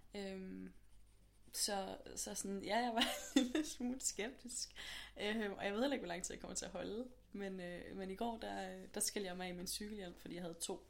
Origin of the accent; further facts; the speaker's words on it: Aarhus, Central Denmark Region, Denmark; moved away as an adult; now in Copenhagen, Denmark; jeg er sådan lidt fra Aarhus mest af alt. Øhm, mm. Men bor herovre i København nu.